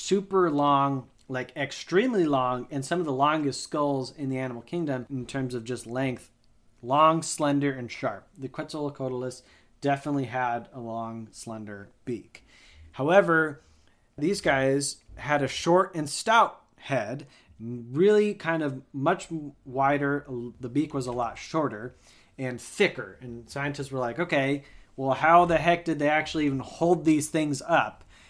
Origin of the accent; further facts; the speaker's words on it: Texas, United States; Hey, I'm from Texas. I talk how I want.